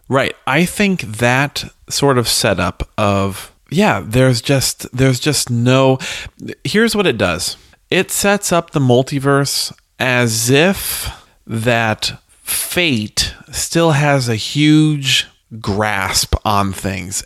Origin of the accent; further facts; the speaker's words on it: United States; we as Americans